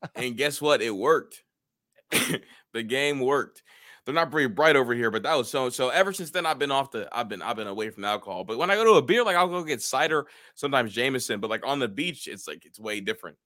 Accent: Atlanta, Georgia, United States; I'm from Atlanta

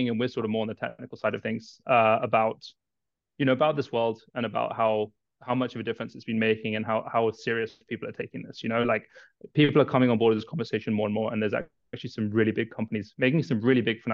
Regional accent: Kenya; moved away as an adult; I was born in Kenya, raised in Kenya. I lived there most of my life.

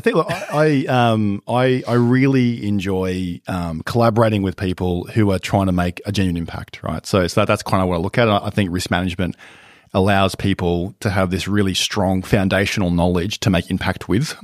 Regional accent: Brisbane, Queensland, Australia; moved away as an adult; now in Melbourne, Australia; I grew up in Brisbane

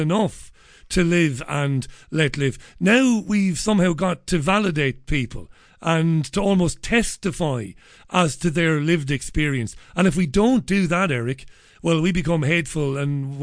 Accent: Waterford, Munster, Ireland; now in England, United Kingdom; I grew up in Waterford in Ireland

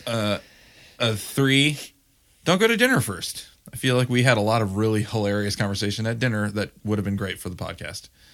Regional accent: Grand Rapids, Michigan, United States; moved away; I grew up in Grand Rapids, Michigan

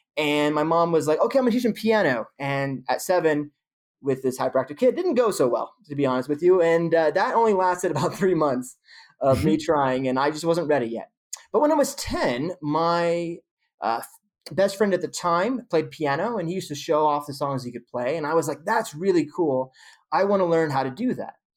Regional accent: Modesto, California, United States; moved away; I grew up in the Central Valley in Modesto, California

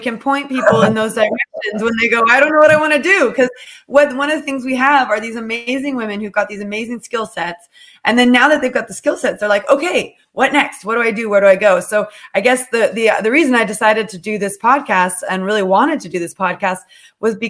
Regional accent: United States; now in United Kingdom; because I'm American, I often I've had to give up my passports at different points for visas, and for now I'm going for citizenship

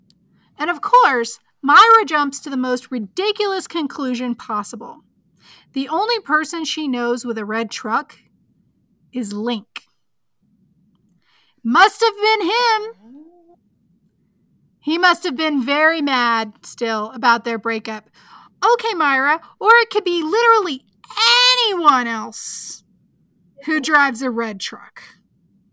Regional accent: the South, United States; I am from the South.

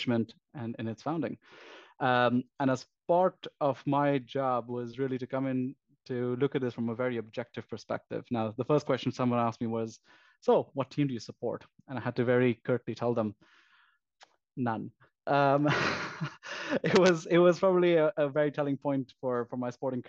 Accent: Pakistan; moved away; I came from Pakistan originally

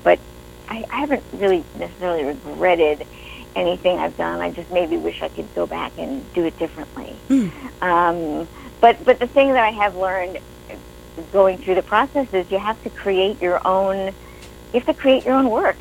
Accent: New York, United States; moved away; I'm originally from New York

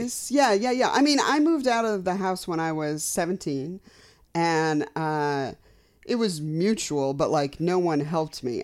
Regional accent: Colorado, United States; I'm from Colorado.

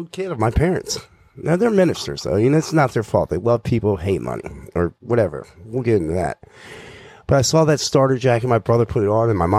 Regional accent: Danville, Virginia, United States; now in Maryland, United States; So, I grew up in Danville, Virginia. It's in southwestern Virginia, right next to North Carolina.

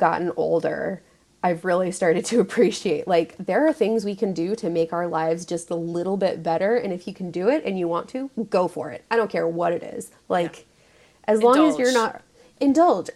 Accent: Southern California, United States; moved away; I grew up in Southern California

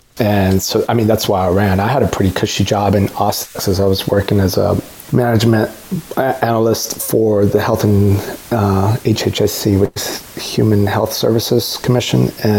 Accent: Mexico City, Mexico; born there; I was born in Mexico City, and I'm all about people chasing their dreams

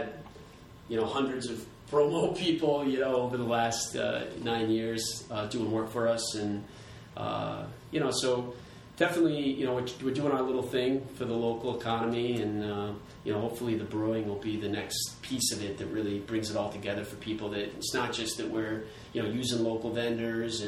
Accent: Warwick, Rhode Island, United States; also born or lived in Virginia; I grew up here in Warwick, Rhode Island, and went off to school in Virginia

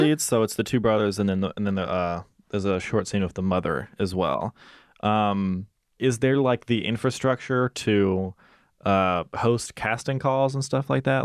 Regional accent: Mississippi, United States; moved away; I'm hoping to shoot in my hometown uh, for my thesis film

